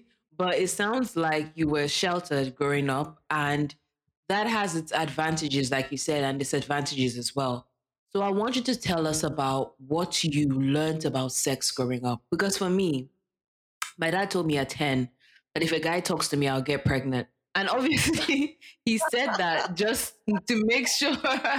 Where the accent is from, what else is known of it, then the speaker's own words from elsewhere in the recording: Lagos, Nigeria; now in Ghana; I grew up in a big city, but you know, I grew up in Lagos. But you know, our people are religious for the most part.